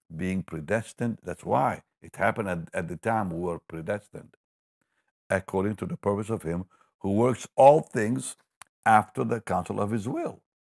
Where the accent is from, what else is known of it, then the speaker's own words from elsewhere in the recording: Israel; moved away; I grew up in Israel